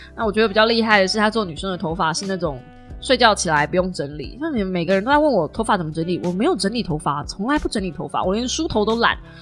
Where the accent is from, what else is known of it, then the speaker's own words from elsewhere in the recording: Kaohsiung, Taiwan; accent: southern Taiwanese; 就是南部腔很重